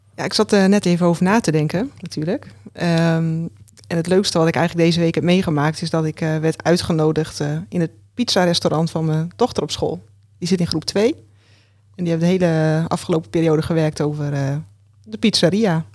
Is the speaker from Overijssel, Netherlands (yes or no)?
no; Roden, Drenthe, Netherlands; ik ben geboren in Rode. En ja, in een groot gezin.